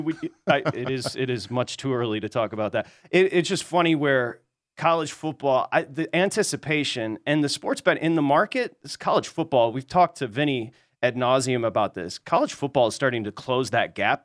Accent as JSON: {"language": "English", "region": "Michigan", "country": "United States", "said": "I'm from Michigan, Midwest here"}